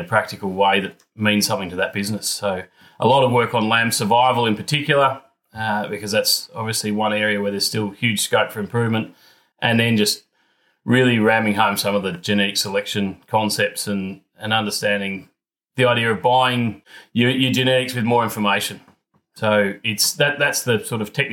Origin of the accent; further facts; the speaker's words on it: Geelong, Victoria, Australia; I grew up in Geelong, so not on a farm.